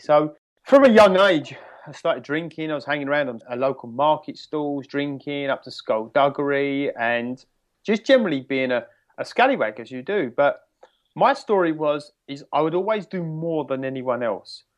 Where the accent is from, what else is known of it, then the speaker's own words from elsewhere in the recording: United Kingdom; I'm from the United Kingdom, uh, in England, just outside of London